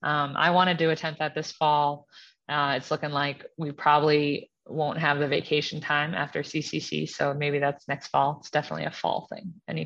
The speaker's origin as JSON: {"language": "English", "region": "East Coast", "country": "United States", "tie": "born or raised there", "lives_now": "Colorado, United States", "said": "And then I grew up on the East Coast and my husband, you know, grew up in Louisiana."}